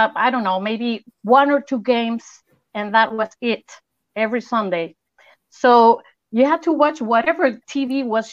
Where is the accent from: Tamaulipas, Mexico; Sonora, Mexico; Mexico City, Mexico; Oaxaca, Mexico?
Mexico City, Mexico; now in Acapulco, Mexico; I live in Acapulco, Mexico, but I'm originally from Mexico City.